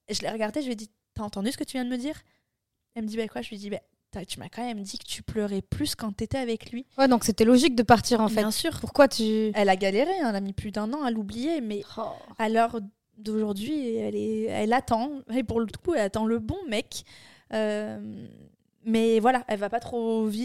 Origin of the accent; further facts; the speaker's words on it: France; Euh, je suis une française